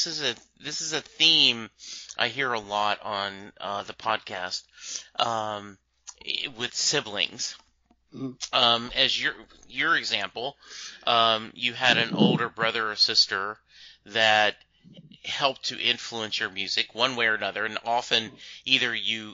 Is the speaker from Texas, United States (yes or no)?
yes; Texas, United States; it deals with something unusual for me as a Texan